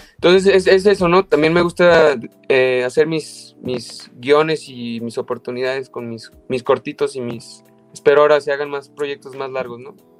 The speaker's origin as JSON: {"language": "Spanish", "country": "Mexico", "also_born_or_lived": "London, United Kingdom", "moved": "as an adult", "said": "yo soy mexicano"}